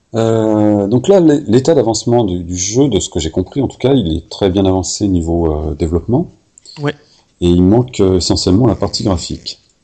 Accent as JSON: {"language": "French", "town": "Paris", "region": "Île-de-France", "country": "France", "accent": "Parisian", "said": "c'est mon accent parisien"}